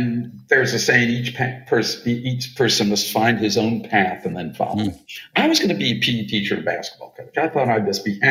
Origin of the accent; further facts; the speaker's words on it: East Coast, United States; I'm from the East Coast